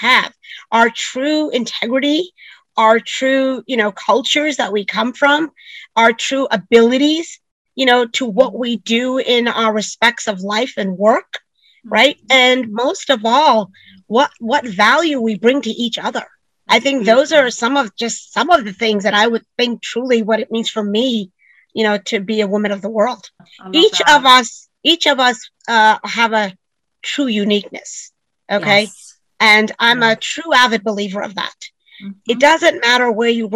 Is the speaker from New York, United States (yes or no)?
yes; New York, United States; I grew up in New York